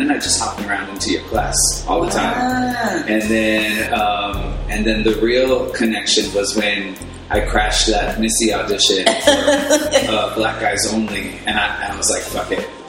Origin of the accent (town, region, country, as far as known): West Covina, California, United States; born or raised there; also born or lived in Hollywood, Los Angeles